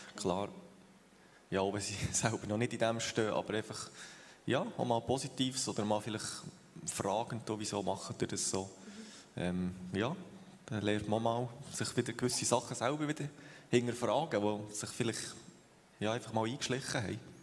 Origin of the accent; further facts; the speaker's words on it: Thun, Bern, Switzerland; moved away as an adult; also born or lived in Uster; now in Tieracher, Switzerland; wir sind beide in Thun aufgewachsen